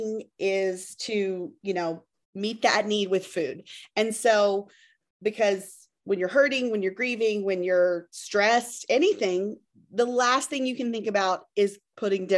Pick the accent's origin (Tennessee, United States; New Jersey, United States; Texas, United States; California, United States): Tennessee, United States; Memphis; I am from Memphis, Tennessee